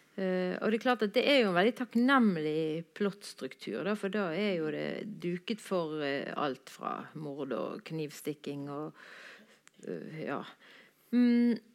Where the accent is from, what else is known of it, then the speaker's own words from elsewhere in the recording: Bergen, Vestland, Norway; Jeg er jo bergenser